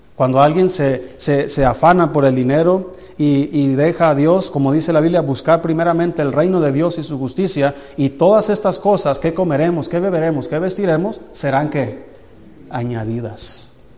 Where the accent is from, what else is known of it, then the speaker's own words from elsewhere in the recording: Jalisco, Mexico; now in Anáhuac, Mexico; Allá donde yo soy en Jalisco